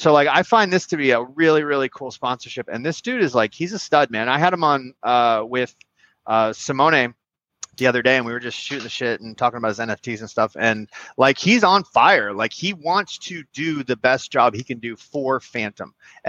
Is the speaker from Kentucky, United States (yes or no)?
no; Miami, Florida, United States; Like, I'm from Miami. It's all good.